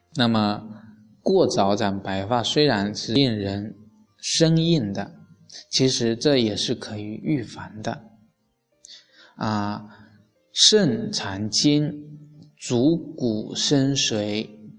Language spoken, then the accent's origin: Chinese; China; 我们中国人